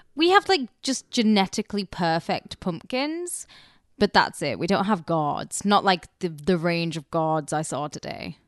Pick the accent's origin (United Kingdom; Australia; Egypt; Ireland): United Kingdom; now in United States; I'm obviously British.